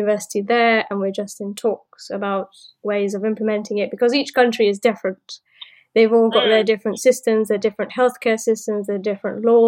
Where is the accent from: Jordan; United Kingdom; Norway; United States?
United Kingdom; London; moved away as an adult; now in Portsmouth, United Kingdom; And I also live in London, or I came from London